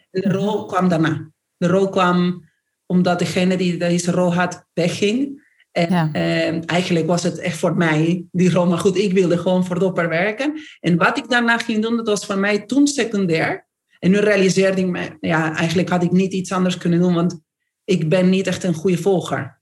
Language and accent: Dutch; Argentina; accent: Argentine; Dutch is a second language; moved away as an adult; now in Netherlands; ik ben Argentijns, dus hoor je gelijk aan mijn accent.